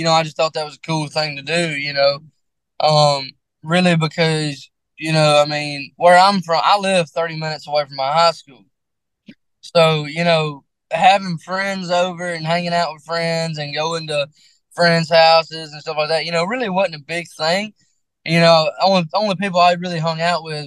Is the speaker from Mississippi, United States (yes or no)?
yes; Mississippi, United States; I'm from small town Mississippi